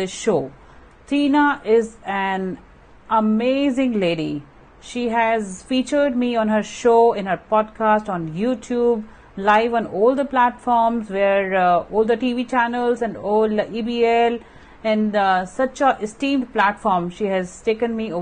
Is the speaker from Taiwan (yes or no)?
no; India; being an Indian woman